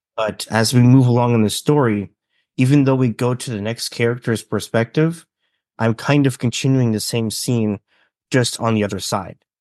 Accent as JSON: {"language": "English", "region": "British Columbia", "country": "Canada", "tie": "born or raised there", "said": "I am from Canada, British Columbia. I've always been in a small town"}